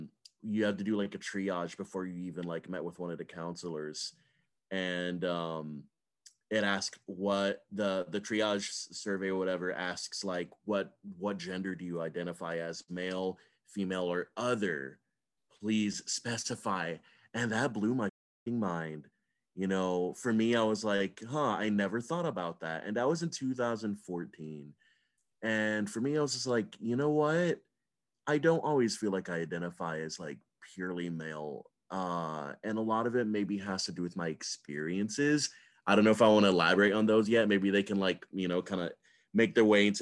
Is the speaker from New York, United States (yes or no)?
no; Georgia, United States; I grew up in Georgia